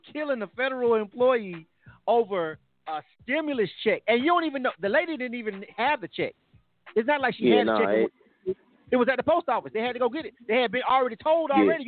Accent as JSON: {"language": "English", "town": "Panama City", "region": "Florida", "country": "United States", "tie": "born or raised there", "also_born_or_lived": "Henry County, Georgia", "moved": "yes", "lives_now": "Metro Atlanta, United States", "said": "I'm from Panama City, Florida. That's area code 850"}